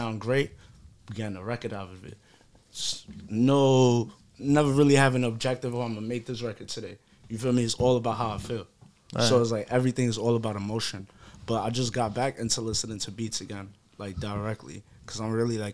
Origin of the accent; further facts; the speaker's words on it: United States; I'm American born